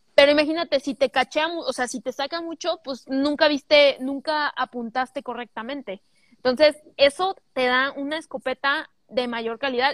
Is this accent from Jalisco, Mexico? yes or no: yes; Guadalajara, Jalisco, Mexico; soy de Guadalajara